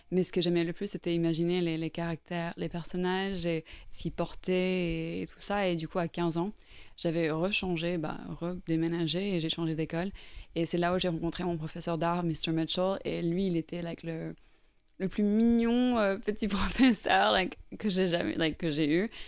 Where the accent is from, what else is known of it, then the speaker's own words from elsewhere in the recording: Norway; French is a second language; also born or lived in Ireland; je suis irlandaise à la base. Et en fait, j'ai grandi en Norvège.